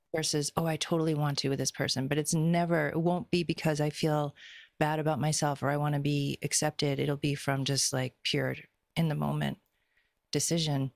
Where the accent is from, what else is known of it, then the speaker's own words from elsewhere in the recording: Boston, Massachusetts, United States; moved away; also born or lived in California; I grew up in Boston, and Boston's a very specific way of being